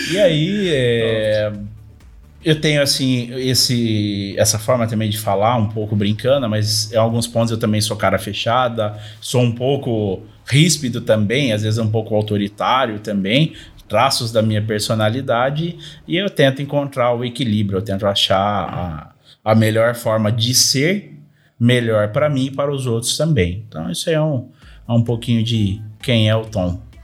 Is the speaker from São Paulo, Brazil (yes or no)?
yes; Paulínia, São Paulo, Brazil; tenho 36 anos, sou de Paulínia.